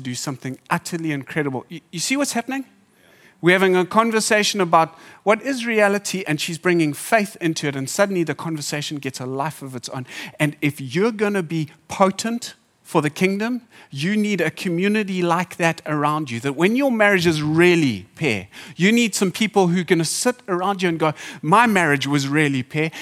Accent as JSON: {"language": "English", "country": "Zimbabwe", "tie": "born or raised there", "moved": "yes", "lives_now": "Durban, South Africa", "said": "I grew up in Zimbabwe"}